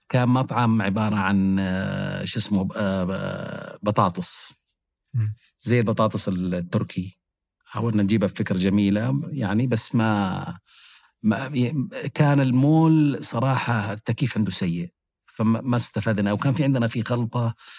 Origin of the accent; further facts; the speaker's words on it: Mecca, Makkah Province, Saudi Arabia; أنا كنت عايش في مكة مع والديني